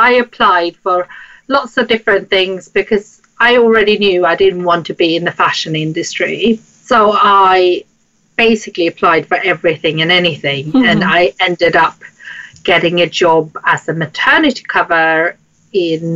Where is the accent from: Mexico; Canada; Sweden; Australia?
Sweden; moved away as an adult; now in London, United Kingdom; I grew up in Sweden, hence the name, and the accent, which people find very difficult to place sometimes